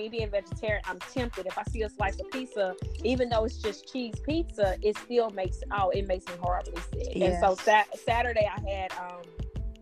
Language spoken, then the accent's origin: English; Meridian, Mississippi, United States; we grew up in Mississippi, so I have a Mississippi family